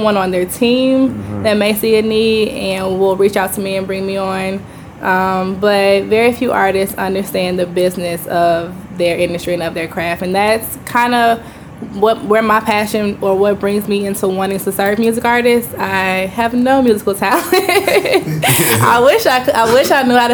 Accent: Chicago, Illinois, United States; moved away as an adult; now in Houston, United States; I'm originally from Chicago, Illinois.

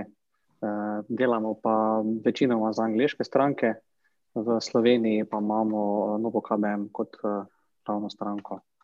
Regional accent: Makole, Slovenia; prihajam drugače z Makol

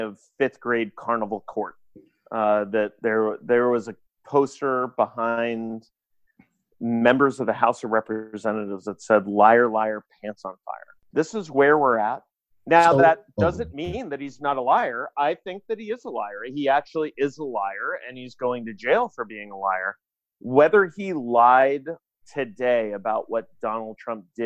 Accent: Maryland, United States; Elijah Cummings, who is a representative from my home state

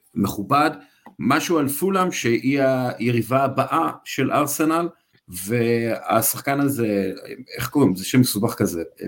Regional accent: Israel; אנחנו בתור ישראלים, אנחנו יודעים שלא תמיד קל לנו להתבטא בשפה אחרת

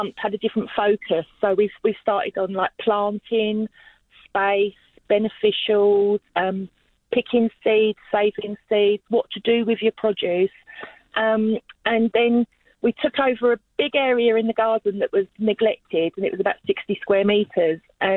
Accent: London, United Kingdom; now in Australia; as you probably get from my accent, I'm originally from London, and I grew up with growers

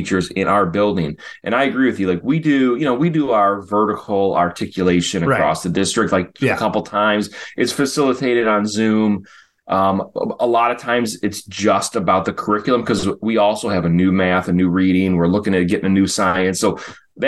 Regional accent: Chicago, Illinois, United States; I remember growing up in Chicago

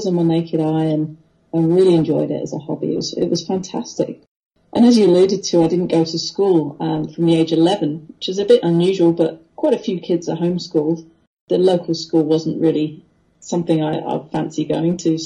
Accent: Wethersfield, East of England, United Kingdom; now in Australia; we lived in a little village called Wethersfield, which is just north of London by about 50, 60 kilometres

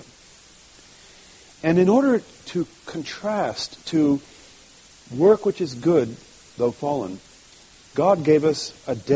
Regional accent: France; moved away; I grew up in France

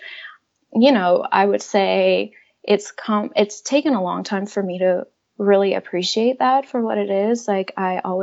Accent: Iran; moved away; growing up in Iran

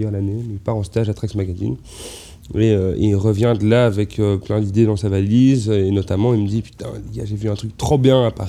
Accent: Belgium; bah ouais on est belge.

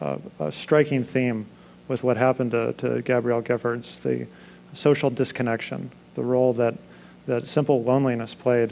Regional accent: Tucson, Arizona, United States; moved away; in my hometown of Tucson

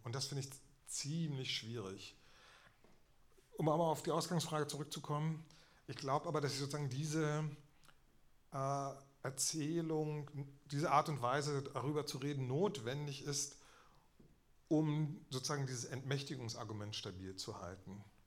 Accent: Berlin, Germany; ich bin in Ostberlin geboren

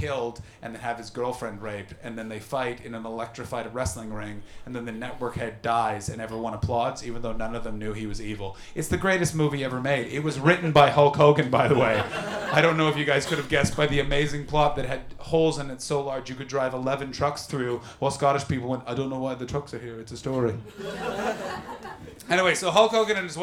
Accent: Ottawa, Ontario, Canada; moved away; I grew up in Ottawa, which is the capital

